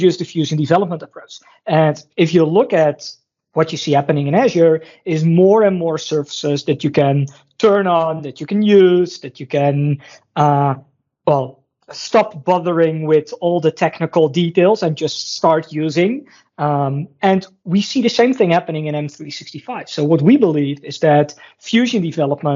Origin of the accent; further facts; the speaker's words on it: Netherlands; I'm from the Netherlands